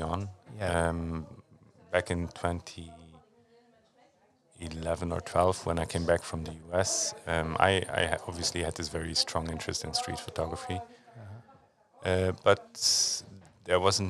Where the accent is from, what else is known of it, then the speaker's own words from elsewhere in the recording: Luxembourg; also born or lived in United States; I was born in Luxembourg.